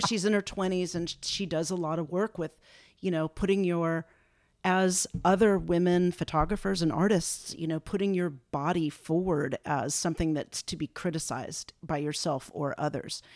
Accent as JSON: {"language": "English", "town": "Los Angeles", "region": "California", "country": "United States", "tie": "born or raised there", "also_born_or_lived": "San Francisco", "said": "I grew up in West Los Angeles"}